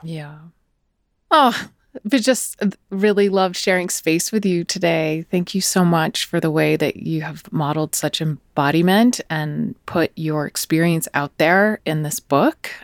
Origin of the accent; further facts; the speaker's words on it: United States; accent: American; my American accent